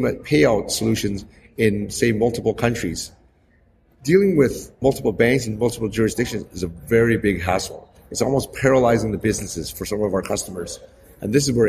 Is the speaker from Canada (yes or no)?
yes; Canada; moved away as an adult; now in Hong Kong; I'm actually originally born and raised in Canada, and I've only just lived in Hong Kong for the last 7 years.